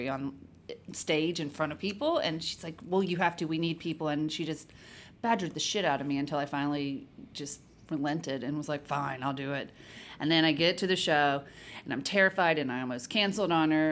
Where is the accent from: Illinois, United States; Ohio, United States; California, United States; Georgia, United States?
Georgia, United States; Fitzgerald; also born or lived in Florida; I was born in Florida, but I grew up in South Georgia, so I was in a town of 9,000 people